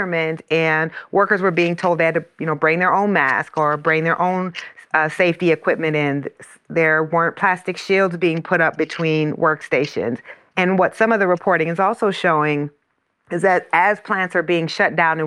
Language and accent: English; Iowa, United States; the plant in my hometown is in Iowa